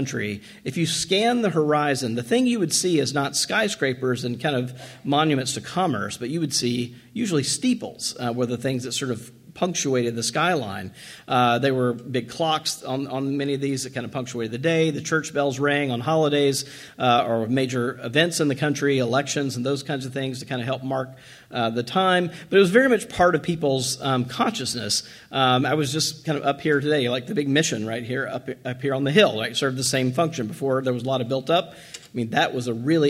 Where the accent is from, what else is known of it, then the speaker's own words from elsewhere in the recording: Washington, District of Columbia, United States; I'm from Washington, D.C.